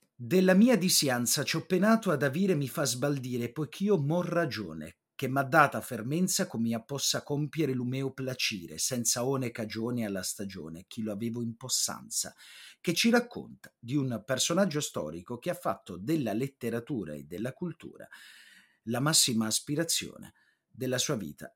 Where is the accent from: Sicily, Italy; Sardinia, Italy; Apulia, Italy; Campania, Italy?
Apulia, Italy; per me che sono pugliese di origine